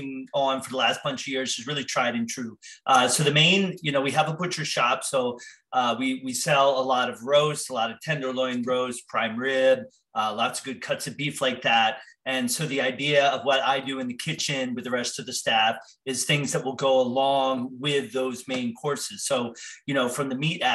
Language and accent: English; New Jersey, United States; I grew up in New Jersey surrounded by farms